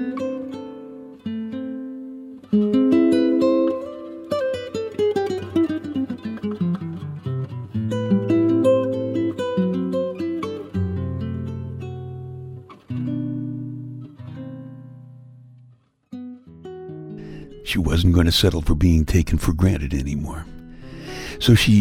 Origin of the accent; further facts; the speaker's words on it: New York City, New York, United States; I grew up in Brooklyn, and my car most of the time was just the subway.